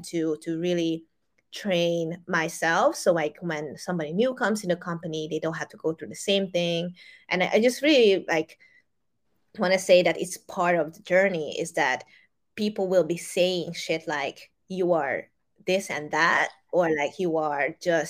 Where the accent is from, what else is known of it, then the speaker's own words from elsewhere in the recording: Hungary; moved away; back in the days when I lived in Europe, I grew up in Hungary.